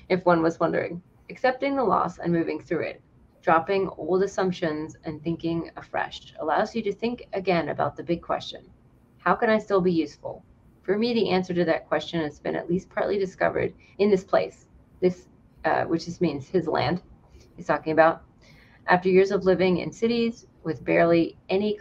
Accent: North Carolina, United States; also born or lived in New York City; we moved from New York City to North Carolina when I was 9

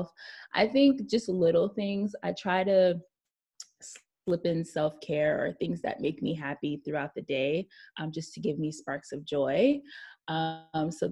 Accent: New York City, New York, United States; I'm born and raised in Brooklyn, New York

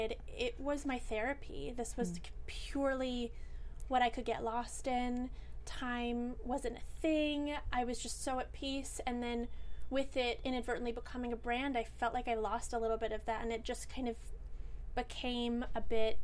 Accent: Alameda, California, United States; moved away; my hometown, Alameda, in Northern California

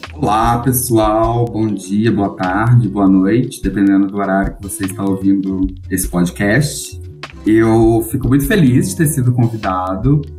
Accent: Belo Horizonte, Minas Gerais, Brazil; Eu sou de Minas, eu sou de BH

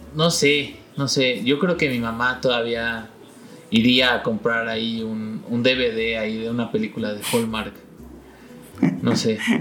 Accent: Mexico; moved away; en mi país

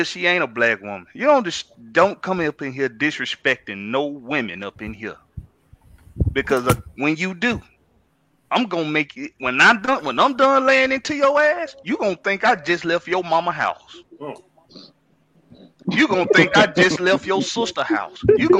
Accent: Georgia, United States; I'm a Georgia boy. I'm from the South. I was raised by strong women, strong black women.

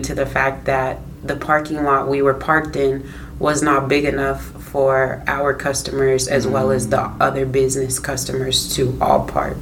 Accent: Des Moines, Iowa, United States; am from Des Moines, Iowa, born and raised.

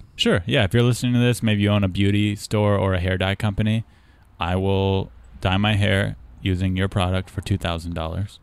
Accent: Southern California, United States; we're both from Southern California

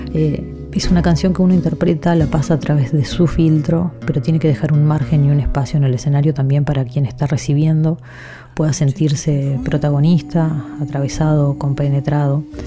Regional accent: San José de Mayo, San José, Uruguay; en San José, en mi ciudad natal

